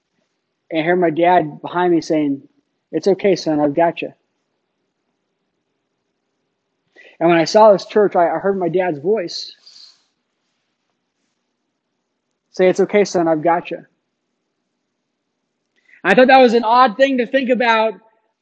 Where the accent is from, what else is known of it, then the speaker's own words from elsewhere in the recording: Phoenix, Arizona, United States; As a young child, growing up in Phoenix